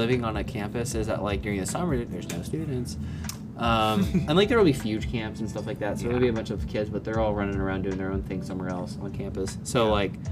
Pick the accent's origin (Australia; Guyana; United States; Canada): United States; West Tennessee; we grew up in West Tennessee